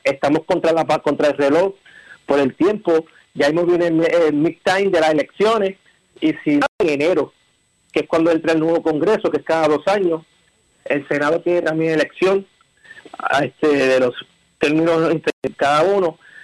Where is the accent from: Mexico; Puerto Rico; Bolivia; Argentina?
Puerto Rico; somos puertorriqueños, somos ciudadanos americanos